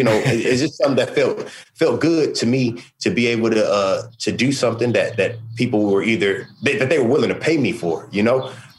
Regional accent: Sacramento, California, United States; I'm going home to my hometown of Sacramento to do the release concert.

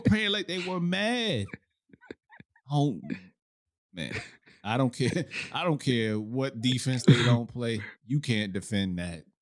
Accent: New York City, New York, United States; I'm from Brooklyn

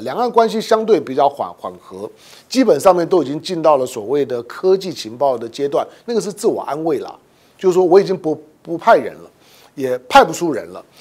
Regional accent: Taiwan; 身为台湾人

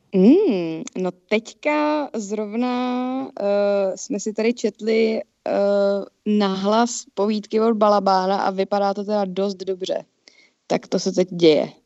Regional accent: Czechia; jako Češi

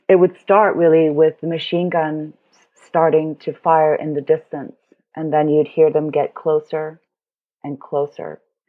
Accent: Beirut, Beirut Governorate, Lebanon; also born or lived in Hong Kong; So I was born in Hong Kong. My parents are German and Chinese. And when I was 8, we moved to Beirut because my stepfather was Lebanese and, you know, he wanted to go back to his home country.

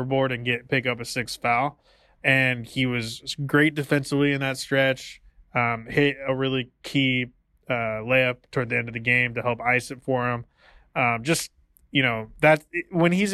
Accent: Portland, Oregon, United States; now in San Francisco Bay Area, United States; So everyone that lives down here is telling me about their favorite restaurant in Portland.

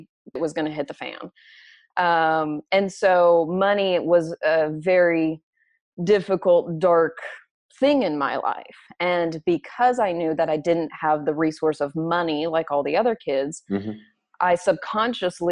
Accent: Oklahoma, United States; now in Los Angeles, United States; I'm an Oklahoma girl. I'm an Okie

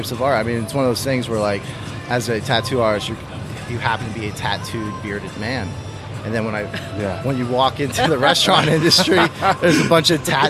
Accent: Chandler, Arizona, United States; Born and raised here in Arizona. Okay. Grew up in Chandler. Went to Chandler High School.

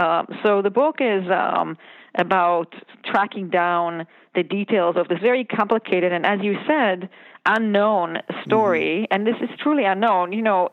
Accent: Israel; I grew up in Israel.

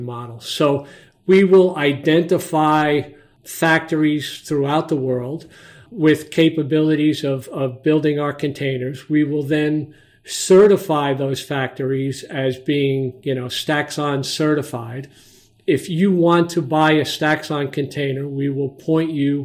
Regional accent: New York City, New York, United States; moved away as an adult; now in Montclair, United States; I grew up and spent a good part of my younger life in Brooklyn, New York

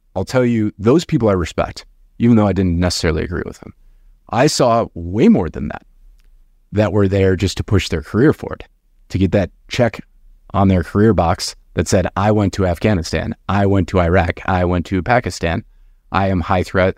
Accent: outside of Detroit, Michigan, United States; I grew up very poor outside of Detroit

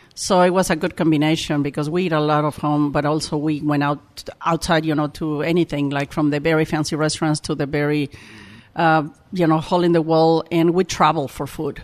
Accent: Mexico City, Mexico; English is a second language; moved away as an adult; also born or lived in Oaxaca; I born, I was born in Mexico City

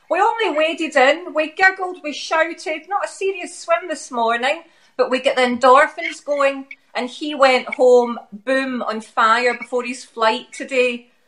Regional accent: Glasgow, Scotland, United Kingdom; accent: Glaswegian

